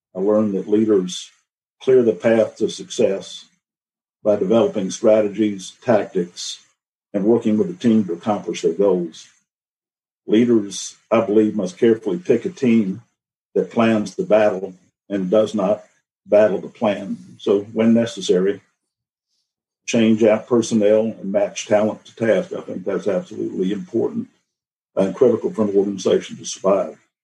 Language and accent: English; Atlanta, Georgia, United States; also born or lived in Virginia; I was born in Virginia. I grew up in Atlanta.